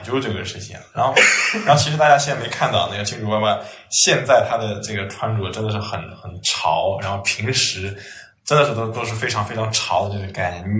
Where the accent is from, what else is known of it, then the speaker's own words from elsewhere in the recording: Shanghai, China; 两个上海人在那边讲上海话